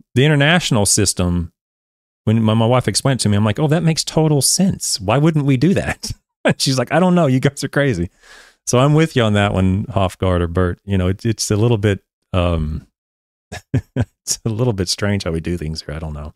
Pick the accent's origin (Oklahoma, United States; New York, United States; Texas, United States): Oklahoma, United States; I'm an American, born and raised Oklahoma bred